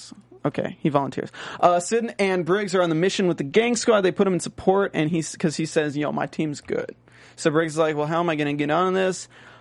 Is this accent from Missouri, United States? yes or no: no; North Carolina, United States; accent: North Carolina; now in Los Angeles, United States; I mean, I can do a real exaggerated accent. Like, this is my accent from North Carolina.